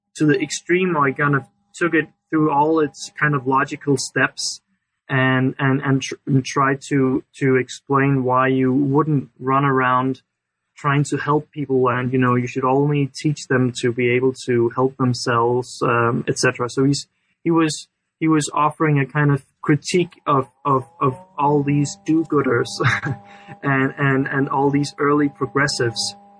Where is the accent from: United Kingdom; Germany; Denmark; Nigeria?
Denmark; I'm from Denmark